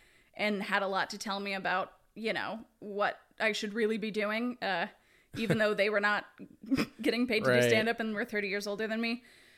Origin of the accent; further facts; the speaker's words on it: Houston, Texas, United States; moved away as an adult; now in Los Angeles, United States; Houston, Texas.